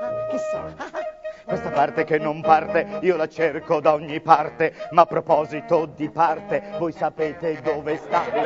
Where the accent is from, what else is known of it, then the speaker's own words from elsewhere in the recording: Florence, Tuscany, Italy; io sono di Firenze, la mia città